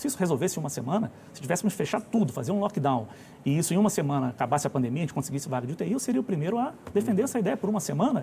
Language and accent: Portuguese; Rio de Janeiro, Brazil; moved away as an adult; now in Brasília, Brazil; eu sou lá do Rio de Janeiro, embora esteja em Brasília há mais de vinte anos